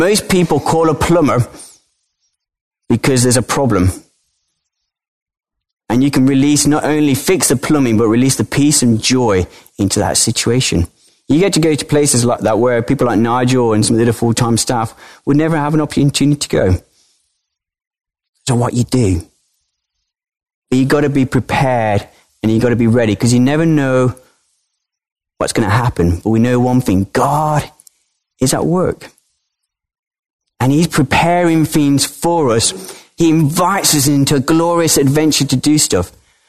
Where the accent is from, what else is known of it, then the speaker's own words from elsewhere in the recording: Colombia; born there; I was born in Colombia, South America, to British parents.